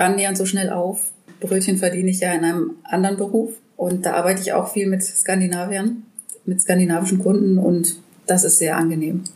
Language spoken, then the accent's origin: German; Germany; als Deutscher